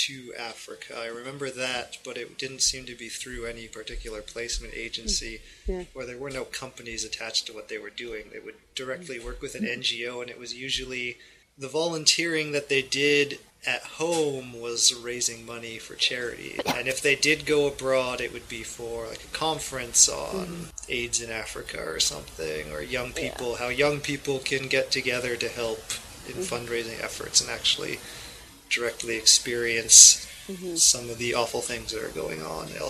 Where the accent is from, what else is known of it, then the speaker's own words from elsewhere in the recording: Yukon, Canada; growing up in the Yukon Territory